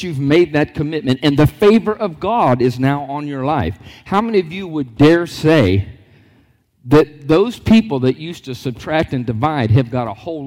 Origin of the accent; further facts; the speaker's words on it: Lockhart, Florida, United States; born and raised in a small town called Lockhart